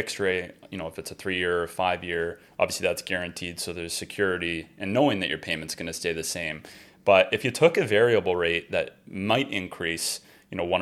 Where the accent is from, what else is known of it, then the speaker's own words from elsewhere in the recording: Hamilton, Ontario, Canada; I grew up there.